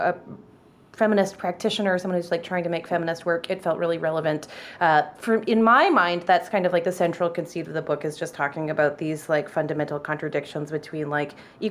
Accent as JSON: {"language": "English", "town": "Victoria", "region": "British Columbia", "country": "Canada", "tie": "born or raised there", "also_born_or_lived": "Wisconsin / Chicago", "moved": "as an adult", "lives_now": "United States", "said": "the church that I went to growing up in Victoria"}